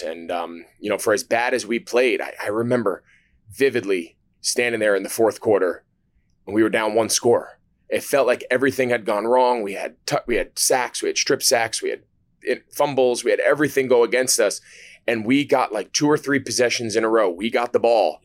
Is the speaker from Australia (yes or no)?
no; New Jersey, United States; now in Charlotte, United States; I grew up in New Jersey, so I grew up in Giants country